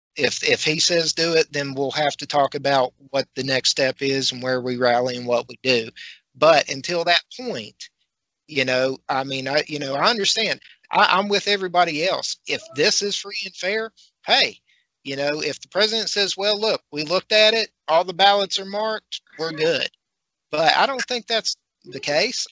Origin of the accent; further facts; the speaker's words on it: West Virginia, United States; I'm a redneck from West Virginia